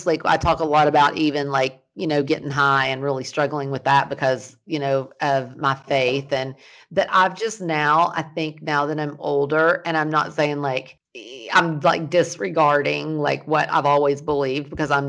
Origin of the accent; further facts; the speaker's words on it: the South, United States; now in California, United States; growing up in the South as a Christian